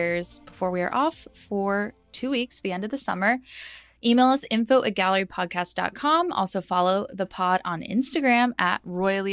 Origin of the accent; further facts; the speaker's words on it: the South, United States; because of growing up in the South